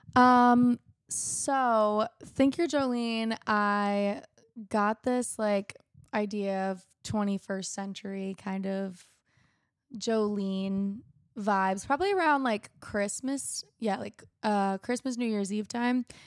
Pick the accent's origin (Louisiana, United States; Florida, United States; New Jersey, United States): Florida, United States; West Palm Beach; now in Nashville, United States; I grew up in South Florida, like West Palm Beach